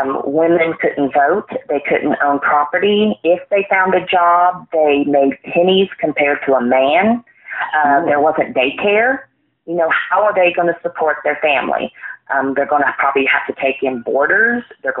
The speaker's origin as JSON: {"language": "English", "region": "Indiana", "country": "United States", "said": "I am originally from Indiana. My father was an Indiana state trooper out of Evansville"}